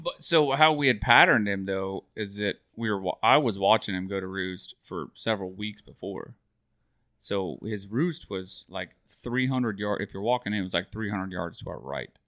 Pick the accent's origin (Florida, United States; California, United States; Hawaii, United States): Florida, United States; Mount Dora; we grew up in Mount Dora